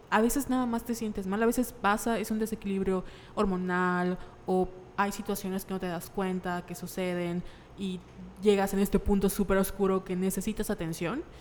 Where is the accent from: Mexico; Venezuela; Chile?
Mexico; Nosotros como mexicanos, o sea, yo me acuerdo que de niña, si tenía algún problema, que debían ir al, psicólogo